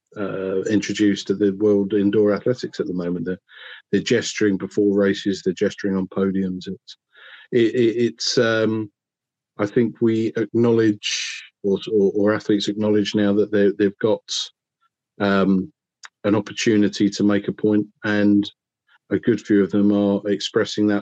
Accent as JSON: {"language": "English", "region": "England", "country": "United Kingdom", "said": "I'm English"}